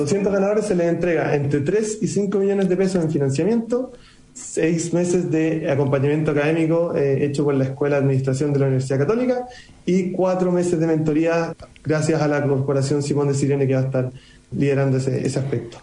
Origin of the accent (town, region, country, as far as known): Chile